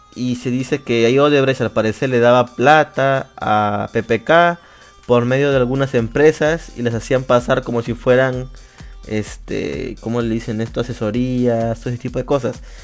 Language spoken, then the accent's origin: Spanish; Lima, Peru; soy de Perú. De, bueno, Lima, Perú se podría decir, sí. De Lima, Perú